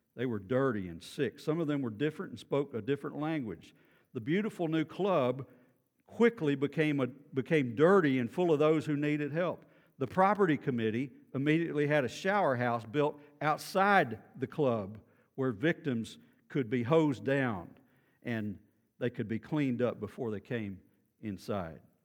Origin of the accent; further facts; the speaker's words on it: Beaumont, Texas, United States; I grew up in Beaumont